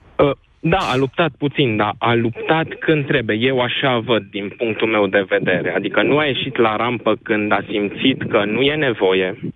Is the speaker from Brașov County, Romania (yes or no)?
yes; Brașov, Brașov County, Romania; eu sunt din Brașov